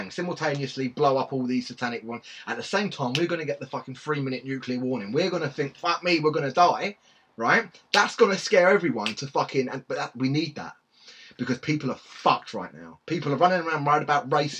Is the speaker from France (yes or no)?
no; England, United Kingdom; we're English.